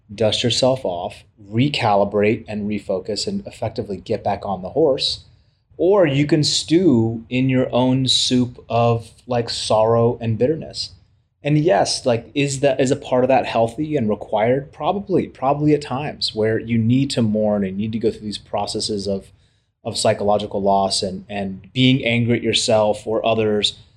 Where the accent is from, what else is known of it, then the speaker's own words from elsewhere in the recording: United States; we as Americans